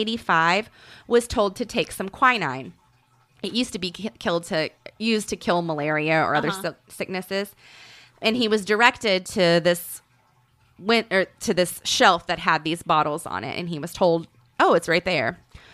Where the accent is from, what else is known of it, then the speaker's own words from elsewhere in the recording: Canadian County, Oklahoma, United States; I grew up in Canadian County